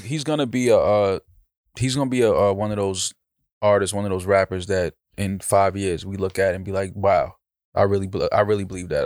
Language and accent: English; New York, United States; I'm from New York. I'm from, you have to have some type of hands growing up in, in uptown